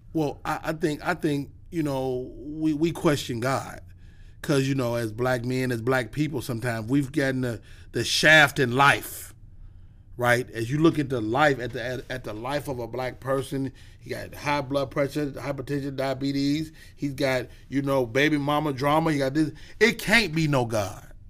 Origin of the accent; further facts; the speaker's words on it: Chicago, Illinois, United States; I'm from Chicago